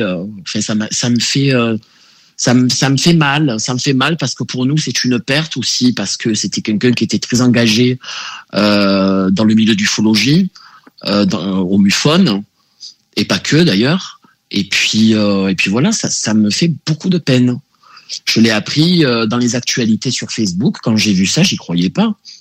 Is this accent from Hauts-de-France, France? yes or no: no; Marseille, Provence-Alpes-Côte d'Azur, France; je suis né à Marseille